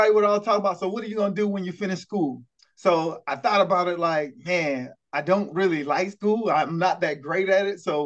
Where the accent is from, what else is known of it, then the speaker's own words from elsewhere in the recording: Lake City, South Carolina, United States; I'm from that small town of Lake City, South Carolina, a town of about 5,000 to 6,000 people